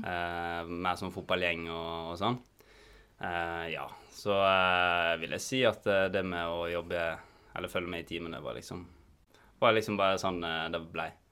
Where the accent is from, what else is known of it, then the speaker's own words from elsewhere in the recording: Volda, Møre og Romsdal, Norway; moved away as an adult; now in Bergen, Norway; jeg kommer fra Volda på Sunnmøre